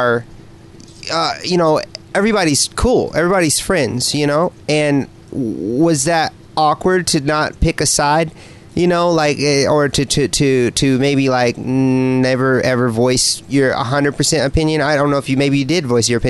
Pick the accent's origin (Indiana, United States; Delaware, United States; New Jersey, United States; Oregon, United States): Indiana, United States; moved away as an adult; now in San Diego, United States; I'm from Indiana